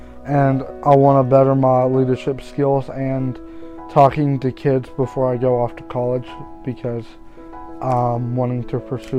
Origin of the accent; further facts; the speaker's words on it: Floyd County, Kentucky, United States; I am from Floyd County.